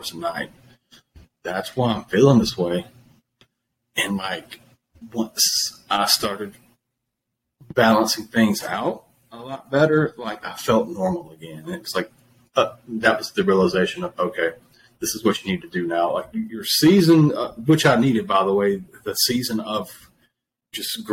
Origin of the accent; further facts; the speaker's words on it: Flat Creek, South Carolina, United States; I grew up in Flat Creek, South Carolina